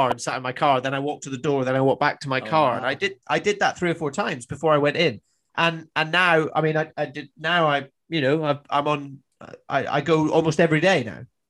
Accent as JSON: {"language": "English", "region": "Highlands of Scotland", "country": "United Kingdom", "tie": "born or raised there", "also_born_or_lived": "Australia", "moved": "as an adult", "said": "I grew up in the Highlands of Scotland."}